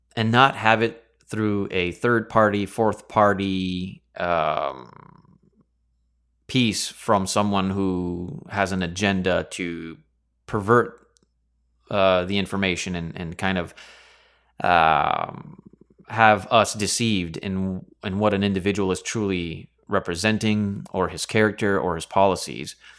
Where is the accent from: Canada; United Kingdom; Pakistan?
Canada; over here in Canada, we were born and raised in a lineage of the monarchy